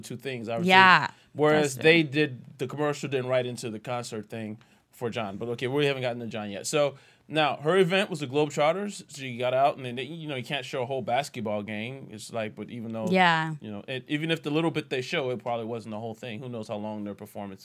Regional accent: New Orleans, Louisiana, United States; I'm from New Orleans. I'm Creole

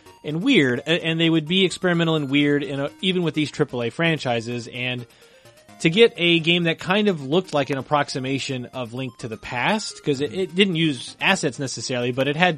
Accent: near Paducah, Kentucky, United States; As someone growing up near Paducah, Kentucky

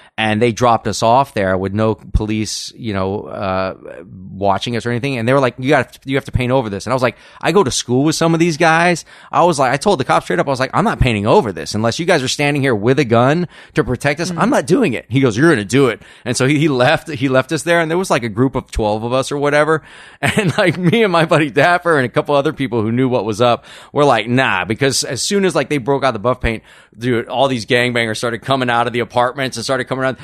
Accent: Los Angeles, California, United States; moved away as an adult; now in Texas, United States; people that I, I grew up with here in Los Angeles from many years back

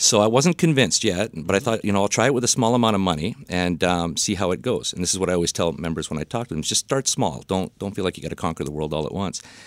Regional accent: Vancouver, British Columbia, Canada; I'm, uh, Vancouver born and bred

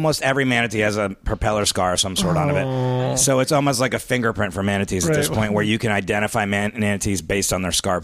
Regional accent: Miami, Florida, United States; moved away as an adult; also born or lived in Central New York; I'm from Miami originally

